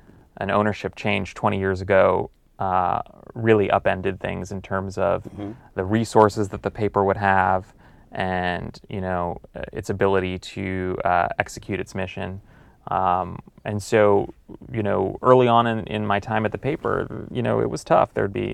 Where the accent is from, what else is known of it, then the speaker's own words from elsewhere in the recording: Los Angeles, California, United States; I grew up reading the LA Times. I'm from Los Angeles